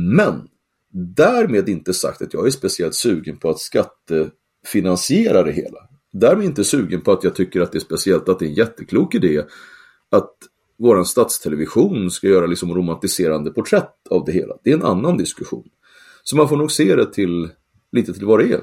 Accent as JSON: {"language": "Swedish", "country": "Sweden", "said": "jag är från Sverige"}